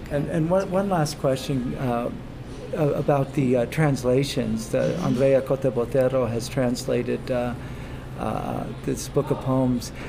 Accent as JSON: {"language": "English", "town": "Fresno", "region": "California", "country": "United States", "said": "I'm from Fresno"}